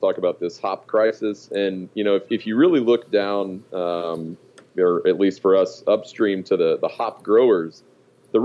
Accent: Abilene, Texas, United States; also born or lived in Austin, Texas; I actually grew up in I refer to it as West-ish Texas, kind of in the plains of West Texas, a little town called Abilene.

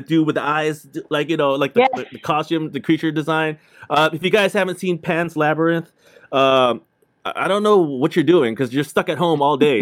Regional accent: Southern California, United States; I grew up in Southern California

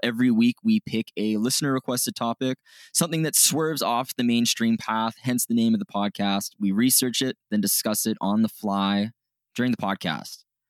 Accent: Canada; we're Canadian

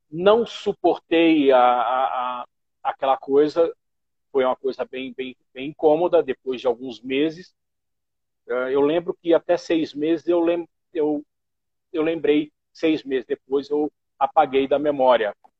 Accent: Pernambuco, Brazil; also born or lived in Belo Horizonte; now in São Paulo, Brazil; sou nortista, pernambucano

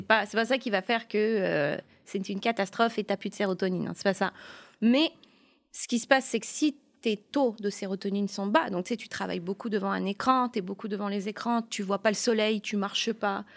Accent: Burgundy, Bourgogne-Franche-Comté, France; now in Montreal, Canada; je viens de la Bourgogne et on est très gentils.

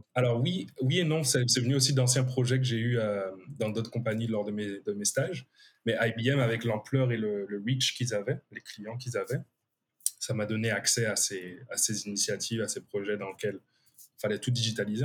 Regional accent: Guadeloupe; moved away; on vient de Guadeloupe

